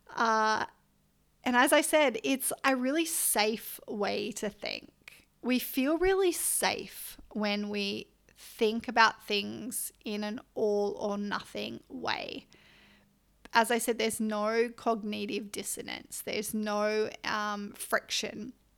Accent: Byron Bay, New South Wales, Australia; also born or lived in Canberra; was born in Canberra, grew up, uh, lived there till I was nine, and then we moved up the coast near Byron Bay.

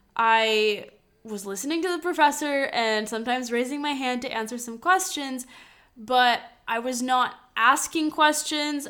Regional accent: Madison, Wisconsin, United States; moved away as an adult; also born or lived in Lithuania; now in Segovia, Spain; I grew up in Madison, Wisconsin

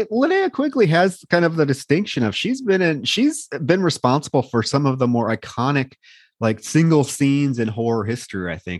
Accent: Davenport, Iowa, United States; she was actually born in my hometown, Davenport, Iowa.

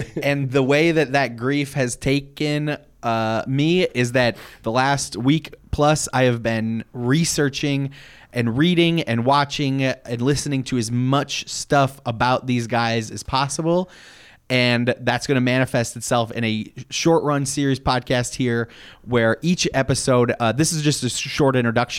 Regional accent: Detroit, Michigan, United States; We're three friends from Detroit.

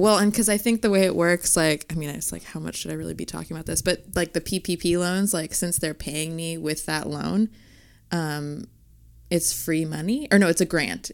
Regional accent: Fresno, California, United States; moved away as an adult; also born or lived in New York; I'm actually from Fresno, California

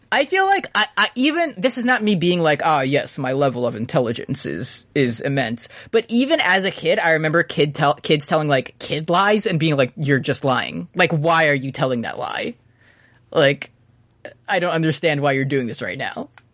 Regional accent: New York City, New York, United States; I grew up in New York City.

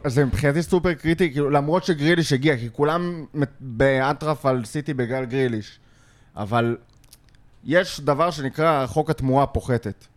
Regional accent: Lod, Central District, Israel; גדלתי בלוד

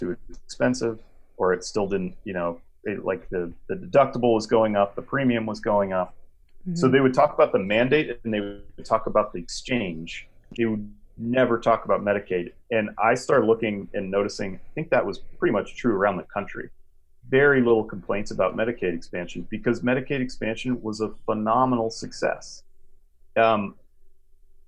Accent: Idaho, United States; moved away; my home state

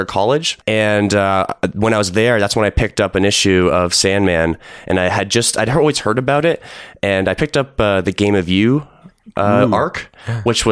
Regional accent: Burlington, Ontario, Canada; I grew up in Burlington

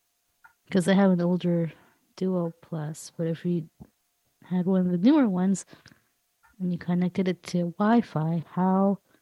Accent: Los Angeles, California, United States; from Los Angeles, California.

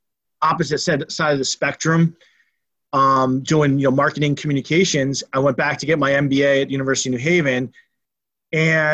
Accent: East Haven, Connecticut, United States; I grew up in Connecticut. Actually, my dad was an athletic director at East Haven High School.

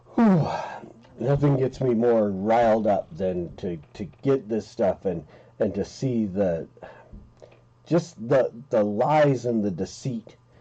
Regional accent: Utah, United States; I grew up in Utah

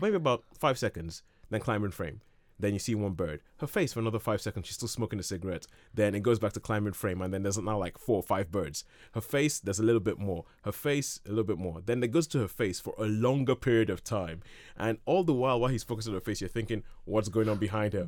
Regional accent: Nigeria; growing up in Nigeria

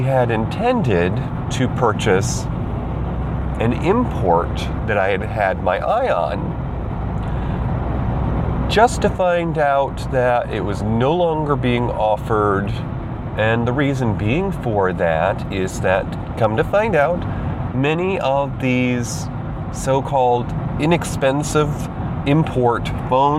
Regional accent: New York, United States; moved away; I moved back to my home state to be nearer to Mama Star Sage

